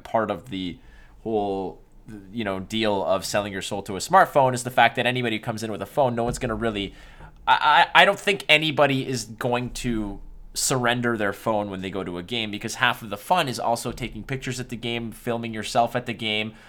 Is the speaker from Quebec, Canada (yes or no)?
yes; Montreal, Quebec, Canada; I was born and raised in Montreal